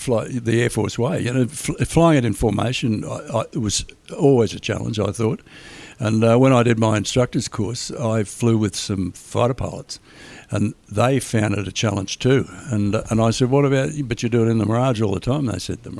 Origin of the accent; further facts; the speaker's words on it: Cessnock, New South Wales, Australia; I came from Cessnock, pretty tough town in those days